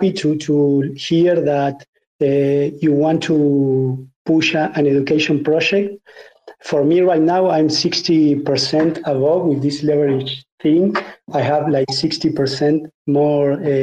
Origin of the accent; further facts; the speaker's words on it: Argentina; I'm from Argentina, which is a country which has like 50% inflation